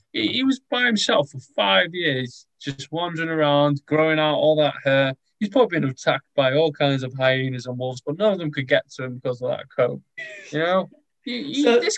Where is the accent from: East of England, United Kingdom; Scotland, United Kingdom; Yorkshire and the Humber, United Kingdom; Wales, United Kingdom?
Wales, United Kingdom; I'm Welsh.